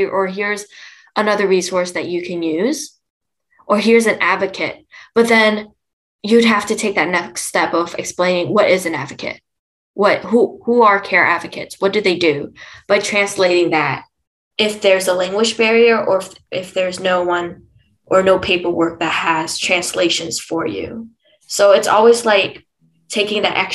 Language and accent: English; Fresno, California, United States; I come from Fresno, and because Fresno doesn't have a big Vietnamese population